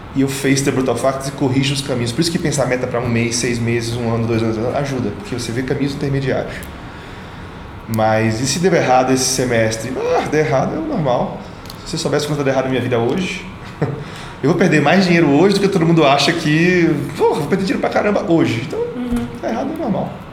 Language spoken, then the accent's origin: Portuguese; Salvador, Bahia, Brazil; also born or lived in Mutuípe; Nasci em Salvador, 9 de maio